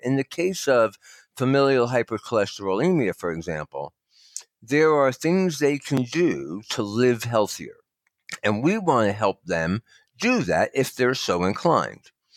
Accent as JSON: {"language": "English", "region": "New Jersey", "country": "United States", "also_born_or_lived": "Northern Nevada", "moved": "yes", "lives_now": "Nevada, United States", "said": "I'm from New Jersey originally"}